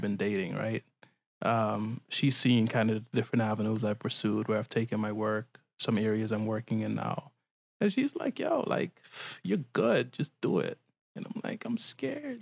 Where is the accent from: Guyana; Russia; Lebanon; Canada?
Guyana; I'm from Guyana